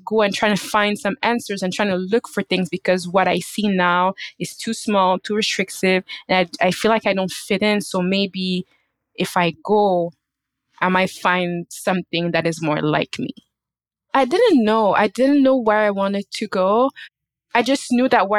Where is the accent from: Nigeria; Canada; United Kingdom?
Canada; I was born and raised in Canada